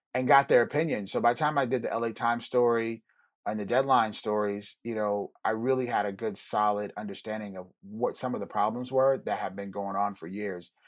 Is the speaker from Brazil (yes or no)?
no; Germany; now in United States; I grew up in Germany